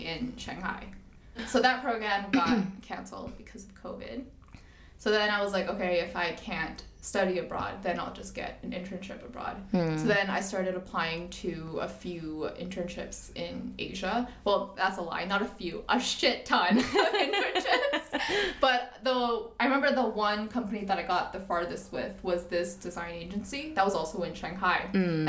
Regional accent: Toronto, Ontario, Canada; moved away as an adult; also born or lived in Shenzhen, China / Beijing, China / Chengdu, China; now in Hong Kong; I grew up in Toronto, and then I went to university there as well

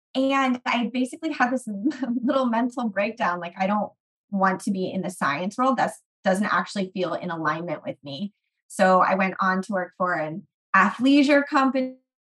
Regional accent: California, United States; I am from the Bay Area. I have lived all over California because my dad moved us around a lot.

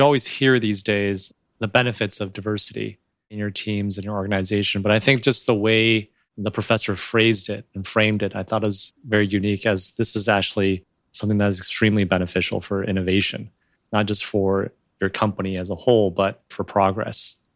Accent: United States; also born or lived in China; I grew up here in the U S

